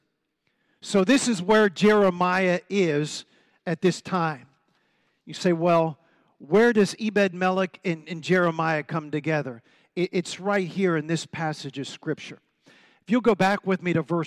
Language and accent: English; Prince George's County, Maryland, United States; moved away as an adult; also born or lived in Washington, D.C. / Colombia / Argentina / Mexico; now in Heber Springs, United States; I was born in Washington, D.C. I'm a PG County boy. Don't get scared about that, okay? I'm from PG County